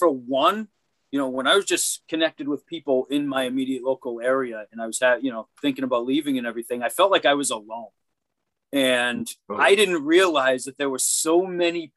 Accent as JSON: {"language": "English", "region": "Massachusetts", "country": "United States", "tie": "born or raised there", "said": "I started in my hometown of in Massachusetts"}